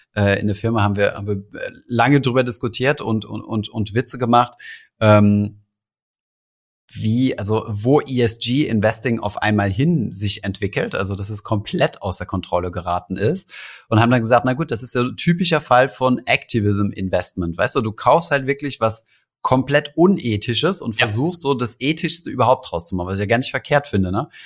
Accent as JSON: {"language": "German", "country": "Germany", "said": "hier bei uns in Deutschland"}